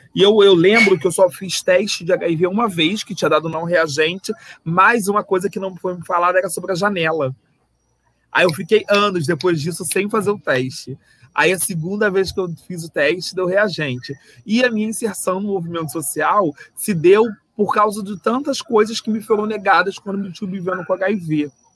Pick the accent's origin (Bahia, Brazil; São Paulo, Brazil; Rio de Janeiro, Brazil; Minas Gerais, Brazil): Rio de Janeiro, Brazil; accent: carioca; se vocês perceberem pelo sotaque, eu sou carioca